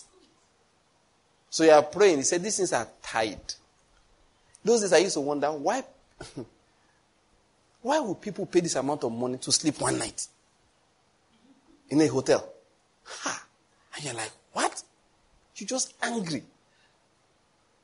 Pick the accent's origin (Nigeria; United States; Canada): Nigeria; I came from Nigeria